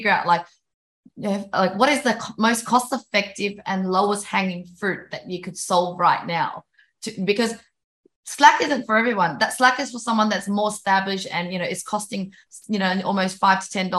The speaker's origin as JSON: {"language": "English", "country": "Vietnam", "tie": "born or raised there", "moved": "yes", "said": "I was born in Vietnam and I know what it's like living in developing countries"}